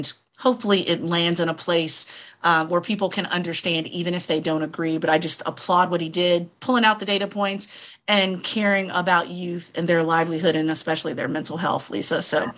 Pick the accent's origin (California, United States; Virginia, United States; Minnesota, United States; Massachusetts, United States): Virginia, United States; We know my home state of Virginia, that I often Bash on this podcast.